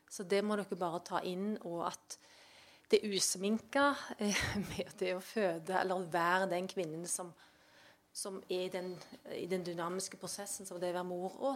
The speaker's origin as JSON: {"language": "Norwegian", "area": "Valdres", "region": "Innlandet", "country": "Norway", "said": "jeg er fra Valdres."}